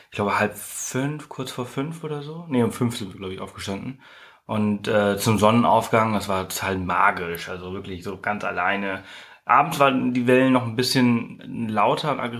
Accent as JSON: {"language": "German", "region": "Balearic Islands", "country": "Spain", "said": "Also, also was heißt nicht gesehen? Ich komme aus Mallorca, natürlich habe ich das gesehen."}